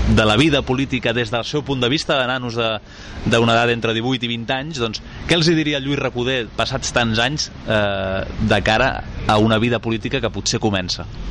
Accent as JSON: {"language": "Catalan", "town": "Sant Cugat del Vallès", "region": "Catalonia", "country": "Spain", "tie": "born or raised there", "said": "jo he crescut i, i he nascut i he crescut a Sant Cugat Cugat"}